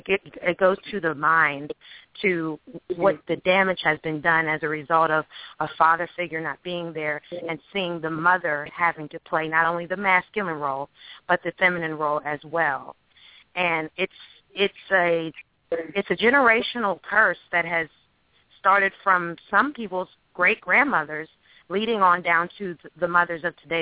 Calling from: Alexandria, Virginia, United States; I'm calling from Alexandria, Virginia.

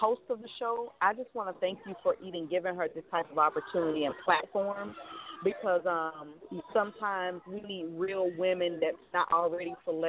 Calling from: Sarasota, Florida, United States; I'm calling from Sarasota, Florida.

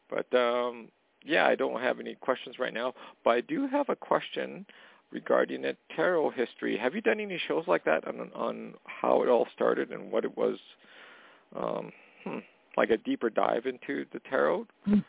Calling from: Canada; calling from Canada.

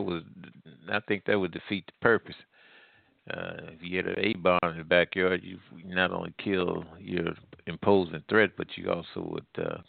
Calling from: Midwest, United States; I'm calling from the Midwest.

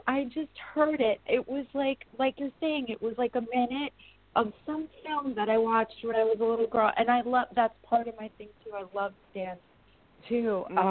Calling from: New York, United States; I'm in New York.

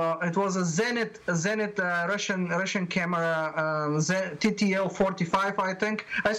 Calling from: Perth, Western Australia, Australia; Yeah, I'm calling from Perth, Western Australia. It's about 9 o'clock in the morning.

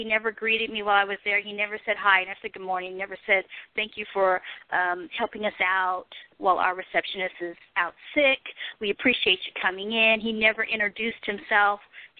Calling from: Arkansas, United States; also born or lived in New York City; I'm calling from Arkansas currently. And I was in New York City like around 2009.

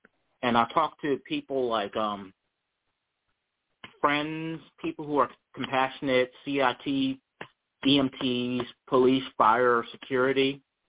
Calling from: Charlottesville, Virginia, United States; I'm calling from Charlottesville, Virginia.

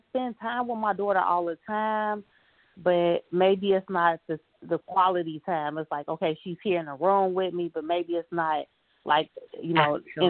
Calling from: Chicago, Illinois, United States; I'm calling from Chicago.

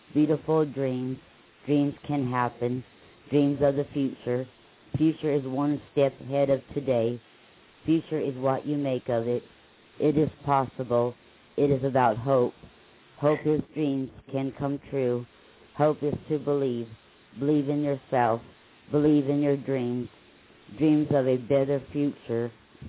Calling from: Lake Wales, Florida, United States; I'm from Lake Wells, Florida.

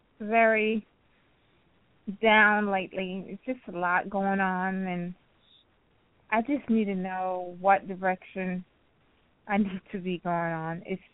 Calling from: Florida, United States; I'm calling from Florida.

